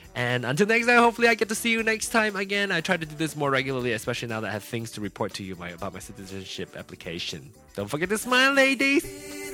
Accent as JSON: {"language": "English", "region": "Penang", "country": "Malaysia", "tie": "born or raised there", "moved": "as an adult", "lives_now": "United States", "said": "I was born in Penang"}